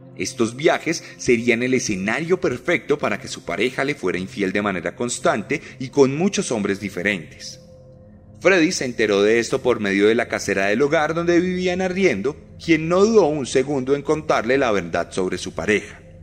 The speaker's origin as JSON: {"language": "Spanish", "region": "Bogotá", "country": "Colombia", "tie": "born or raised there", "said": "como yo, creció en las calles hostiles de Bogotá"}